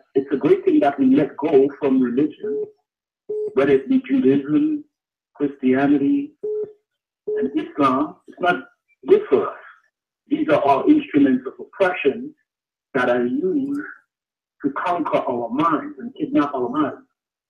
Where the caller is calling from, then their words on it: Canada; I'm calling from Canada.